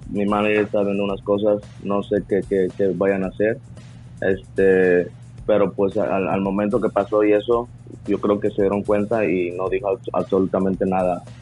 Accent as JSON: {"language": "Spanish", "country": "Mexico", "tie": "born or raised there", "said": "Yo, yo crecí en México, pero México cuando estaba niño estaba eso del Big Brother y todo eso."}